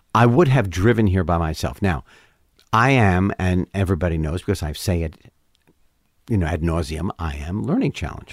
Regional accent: New York City, New York, United States; moved away as an adult; I grew up in Manhattan, so, West Side

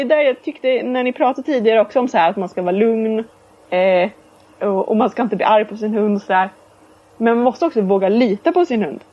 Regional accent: Sweden; vi är ju svenskar allihopa

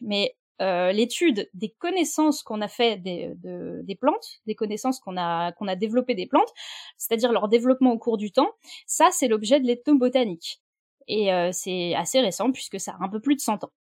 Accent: France; chez nous en France

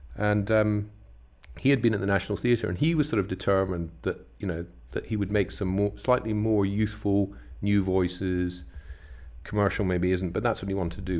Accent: West Coast of Scotland, United Kingdom; I grew up on the West Coast of Scotland

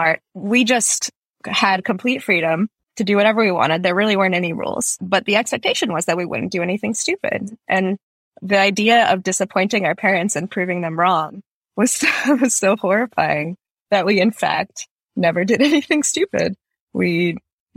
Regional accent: Fremont, California, United States; also born or lived in St. Petersburg, Russia / Boston, Massachusetts; now in San Francisco, United States; we came over when I was 3 and my sister was 6. First to Boston, then to the Bay Area, to Fremont

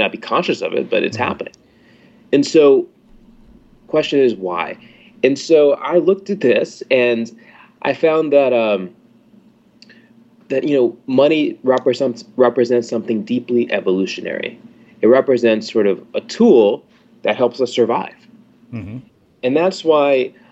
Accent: Atlanta, Georgia, United States; moved away; also born or lived in New Hampshire / London / New Orleans; I'm from Atlanta

